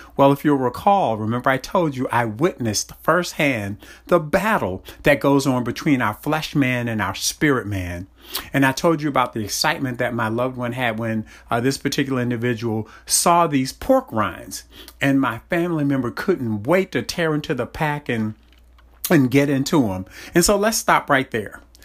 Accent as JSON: {"language": "English", "town": "Baltimore", "region": "Maryland", "country": "United States", "tie": "born or raised there", "said": "I grew up in Baltimore, and my family's from North Carolina"}